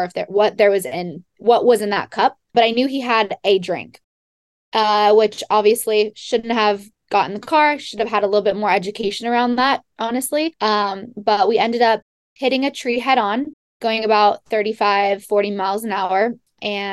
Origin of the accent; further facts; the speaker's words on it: Monterey, California, United States; I was born and raised in Monterey, California, and graduated from Pacific Grove High School